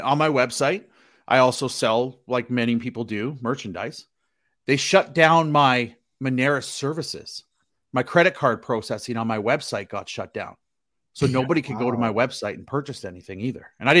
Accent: Canada; I'm Canadian.

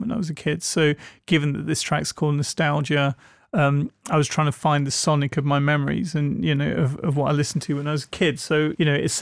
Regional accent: England, United Kingdom; Growing up in England

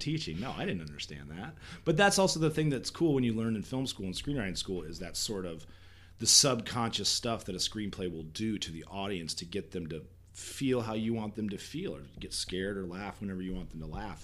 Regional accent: Fremont, Nebraska, United States; moved away; also born or lived in Wayne, Nebraska / Columbus, Nebraska; we moved to Fremont when I was like three and grew up there, graduated, and um, my parents still live there

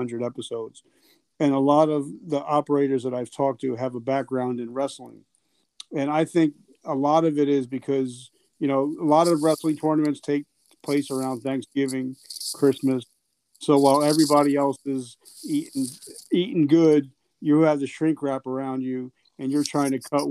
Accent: New Jersey, United States; I'm from Jersey, so it's not too far from here

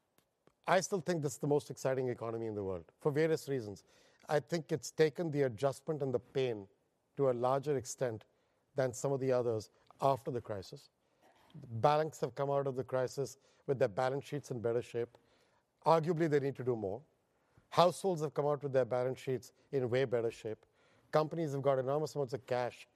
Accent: India; moved away as an adult; now in United States; I'm Indian by birth, and I was educated there. I have no education overseas

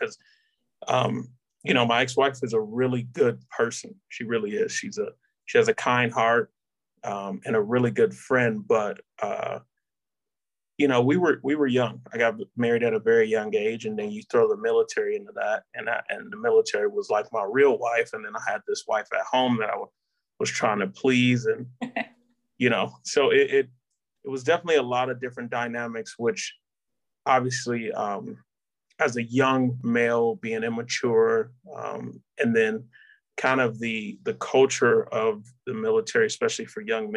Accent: Detroit, Michigan, United States; moved away as an adult; I'm from Detroit, Michigan. Really came from a two-parent household.

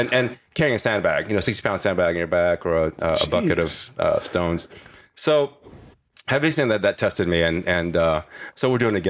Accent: Kansas City, Missouri, United States; accent: Kansas City; also born or lived in Indonesia; we've been moved to Kansas City. That's why I talk like this. Pretty much like a cowboy, redneck cowboy, which that's who I am.

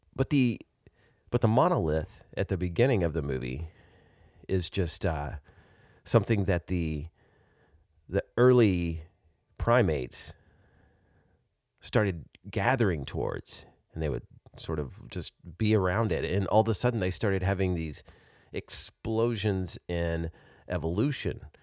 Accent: Arkansas, United States; now in Texas, United States; my home state of Arkansas

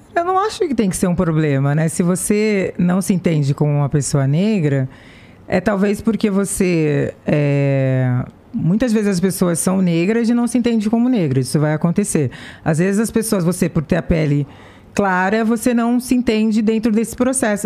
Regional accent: Santos, São Paulo, Brazil; Eu sou de Santos, litoral de São Paulo, meu pai é estivador, era estivador no Porto de Santos

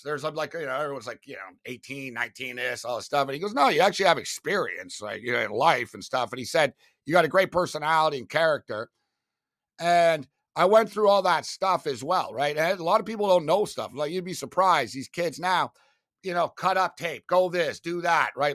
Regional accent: Montreal, Quebec, Canada; I was from Montreal. So, being from Montreal is like playing, like, high school football in Florida

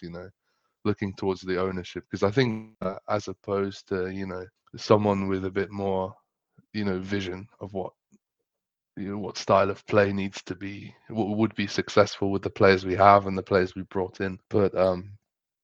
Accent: Oxfordshire, South East England, United Kingdom; I'm from England. I'm from Oxfordshire

